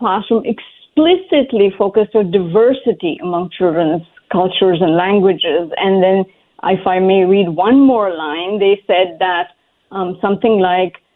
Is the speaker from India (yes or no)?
yes; India; now in Fairfax, United States; growing up in India, my family of very modest means placed the greatest emphasis on education